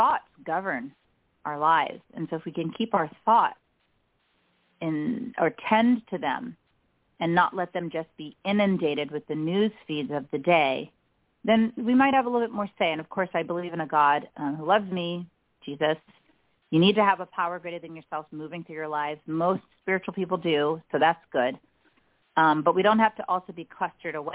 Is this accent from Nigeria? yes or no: yes; Nigeria; moved away; also born or lived in United States; I was born in the States but raised in Nigeria